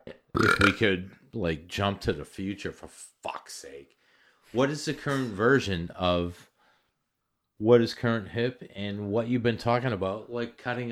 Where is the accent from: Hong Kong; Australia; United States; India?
United States; Natick, Massachusetts; When I was growing up as a very young person, and I came from Natick, Massachusetts, which is deep in the creation of greatness.